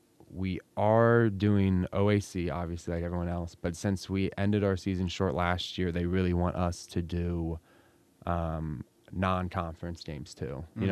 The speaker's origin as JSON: {"language": "English", "town": "Ada", "country": "United States", "said": "So like I said, I'm from Ada, this amazing village. And I was at home the entire quarantine, obviously, here in town."}